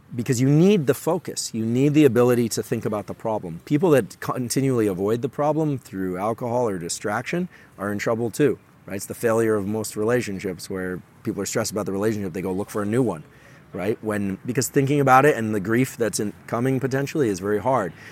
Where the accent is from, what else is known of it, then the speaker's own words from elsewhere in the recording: Palo Alto, California, United States; I'm from Silicon Valley, born and raised in Palo Alto